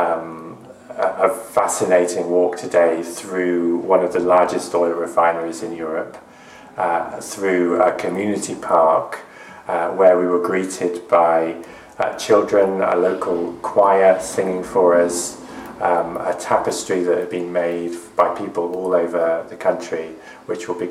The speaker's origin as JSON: {"language": "English", "town": "Oxford", "region": "South East England", "country": "United Kingdom", "said": "I'm from Oxford"}